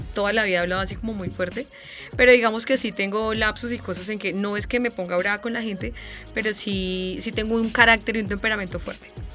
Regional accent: Boyacá, Colombia; moved away as an adult; now in Bogotá, Colombia; yo siempre me he sentido como muy orgullosa de ser boyacense

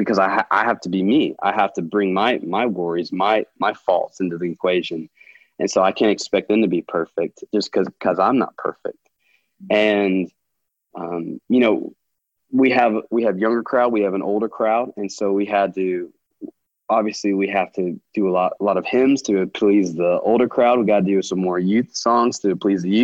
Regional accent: United States; a white male growing up in America

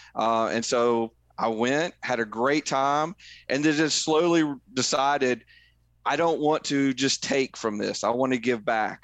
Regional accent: Middle Tennessee, United States; I grew up in Middle Tennessee

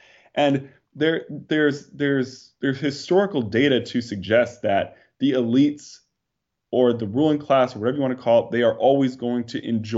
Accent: New York, United States; I mean, I can remember growing up in New York, people were leaving New York way before, 2020, right?

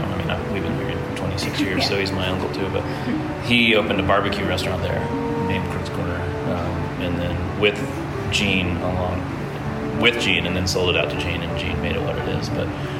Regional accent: the South, Southern United States, United States; now in Asheville, United States; my roots as a Southerner

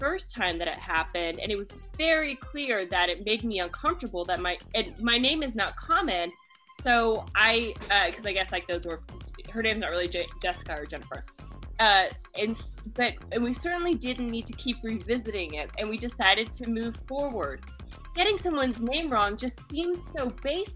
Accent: Kansas, United States; I'm from Kansas

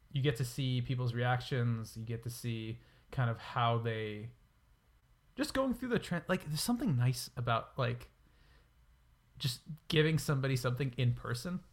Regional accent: New York, United States; I'm from New York

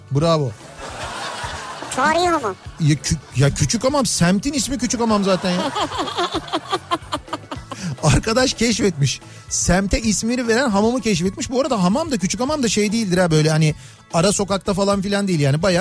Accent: Malatya, Turkey; Efendim bir Malatyalı olarak duruma e, açıklık getirmek istiyorum.

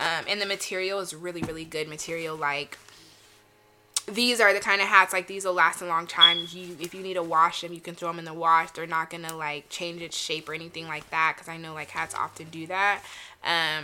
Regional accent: the Bay Area, California, United States; I'm from the Bay

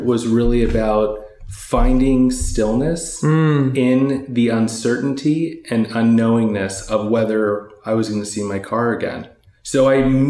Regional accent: Los Angeles, California, United States; also born or lived in Eugene, Oregon; I was born and raised in LA.

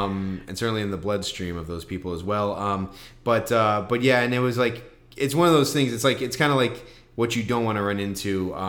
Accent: Chicago, Illinois, United States; driving as a Chicagoan

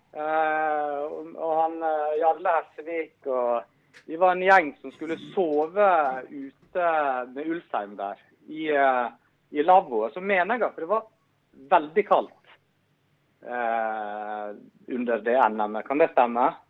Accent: Stryn, Vestland, Norway; moved away; jeg er fra Stryn

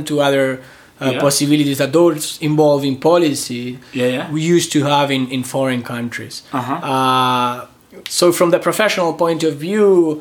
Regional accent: Argentina; I am from Argentina

